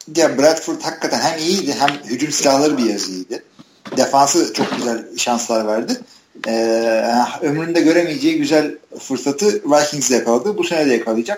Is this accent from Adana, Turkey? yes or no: no; Istanbul, Turkey; now in Ankara, Turkey; İstanbulluyum. Yani İstanbul'da doğdum büyüdüm.